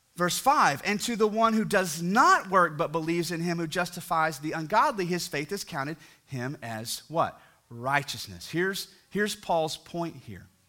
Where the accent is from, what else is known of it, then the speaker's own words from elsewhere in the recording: near Fort Worth, Texas, United States; now in Fort Worth, United States; I'm close to my hometown where I grew up